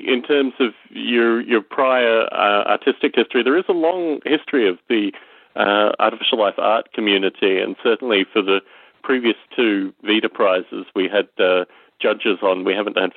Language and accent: English; Australia; growing up in Australia, John McCormack was a real inspiration to me